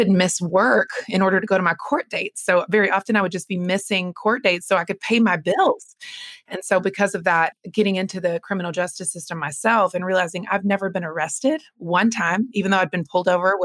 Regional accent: North Carolina, United States; I grew up in North Carolina

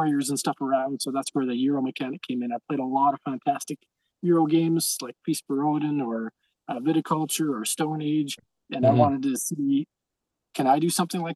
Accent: near Calgary, Alberta, Canada; near my hometown, by Calgary

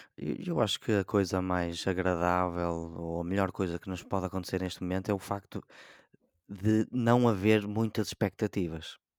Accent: Portugal; E eu, enquanto português

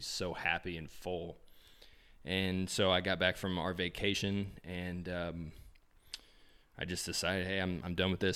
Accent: Indianapolis, Indiana, United States; we want all roads to come back to Indianapolis, um, just 'cause we're from here

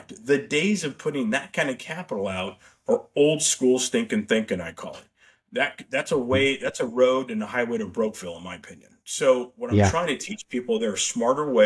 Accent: Tucson, Arizona, United States; my growing up in Tucson, hence you and I went to University of Arizona, my old stomping grounds

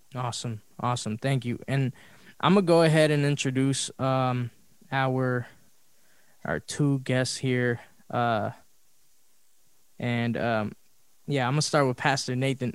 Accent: Los Angeles, California, United States; we grew up in South Central

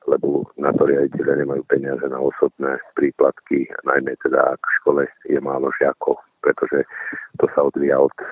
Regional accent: Levice, Nitra Region, Slovakia; u nás v Leviciach

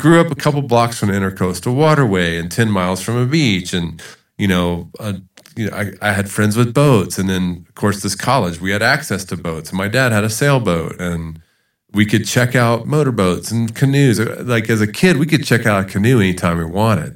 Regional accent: Charleston, South Carolina, United States; moved away as an adult; also born or lived in Georgia / Utah; now in El Paso, United States; I was born in Georgia and grew up in Charleston, South Carolina

